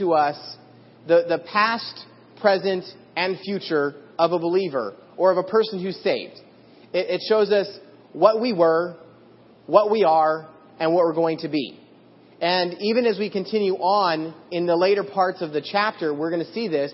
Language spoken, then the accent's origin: English; Idaho, United States; I grew up in Idaho and there's a lot of farmland